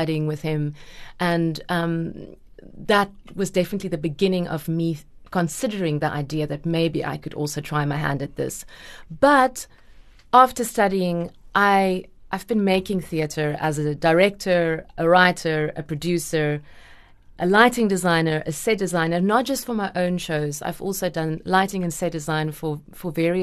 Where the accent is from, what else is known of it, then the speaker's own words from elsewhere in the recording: the Platteland, Free State, South Africa; also born or lived in Bloemfontein, South Africa / Stellenbosch, South Africa; I grew up in the Platteland